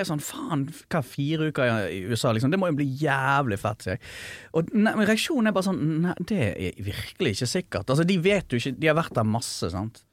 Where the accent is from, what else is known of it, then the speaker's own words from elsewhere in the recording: an island 30 minutes from Bergen, Vestland, Norway; jeg har vokst opp på landet, sant. Eller ja. 30 minutter fra Bergen, da. Ja. På en øy